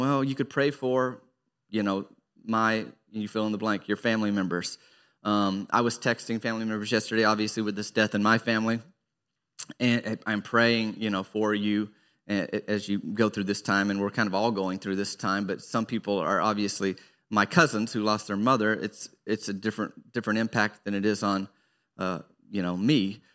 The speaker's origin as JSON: {"language": "English", "region": "Arkansas", "country": "United States", "tie": "born or raised there", "said": "growing up in Arkansas"}